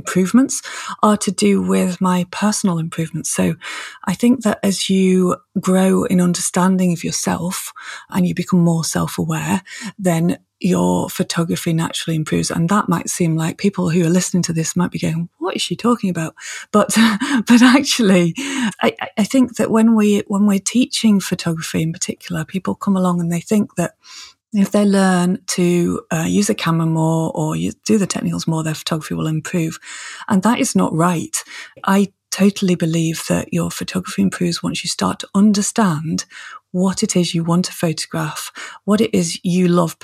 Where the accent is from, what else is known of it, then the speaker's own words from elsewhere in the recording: Manchester, North West England, United Kingdom; moved away; also born or lived in Scotland; I was born and brought up in Manchester in the depths of the city.